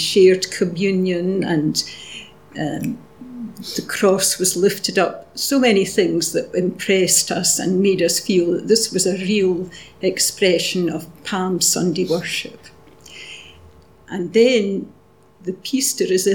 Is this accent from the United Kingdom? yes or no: yes; Arbroath, Scotland, United Kingdom; moved away as an adult; also born or lived in Edinburgh; I grew up in Arbroath on the East Coast